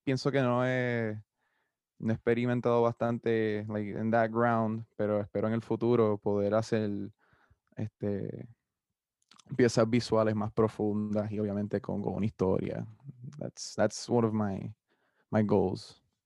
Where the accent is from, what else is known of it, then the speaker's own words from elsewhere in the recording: Carolina, Puerto Rico; also born or lived in San Juan, Puerto Rico; now in Mayagüez, Puerto Rico; me crié en Carolina hasta San Juan toda mi, mi juventud